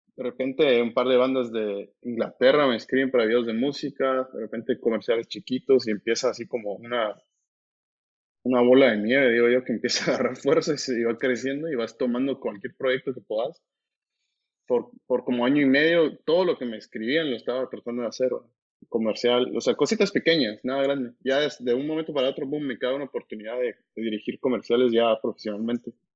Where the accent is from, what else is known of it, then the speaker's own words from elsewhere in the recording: Guatemala; creciendo en Guate